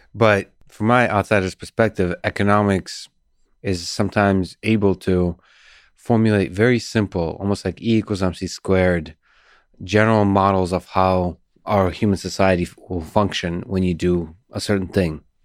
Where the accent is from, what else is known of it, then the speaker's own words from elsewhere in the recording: Moscow, Russia; also born or lived in Soviet Union; now in United States; I grew up in Moscow, Russia.